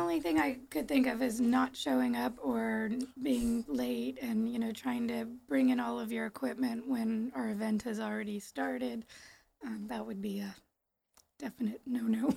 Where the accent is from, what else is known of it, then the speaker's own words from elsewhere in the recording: San Bruno, California, United States; I grew up in San Bruno